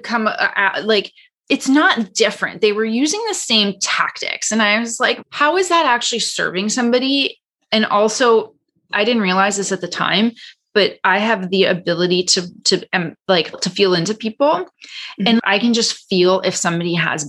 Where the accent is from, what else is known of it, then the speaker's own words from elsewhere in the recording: Canada; now in Los Angeles, United States; I'm Canadian